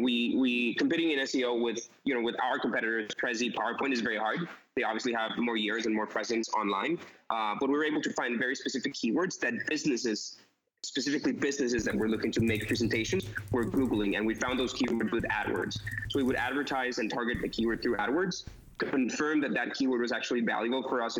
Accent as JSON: {"language": "English", "country": "Costa Rica", "also_born_or_lived": "New York City", "said": "I'm originally from Costa Rica"}